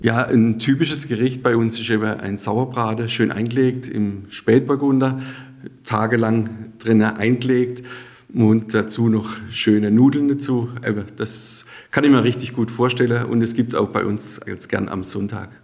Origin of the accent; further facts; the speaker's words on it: Sasbachwalden, Baden-Württemberg, Germany; Saschbachwalde ist meine Heimat